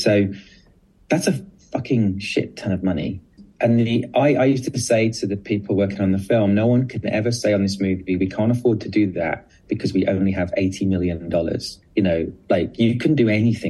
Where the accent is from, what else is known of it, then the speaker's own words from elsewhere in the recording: United Kingdom; because I'm very British about it, and I think everyone hates everything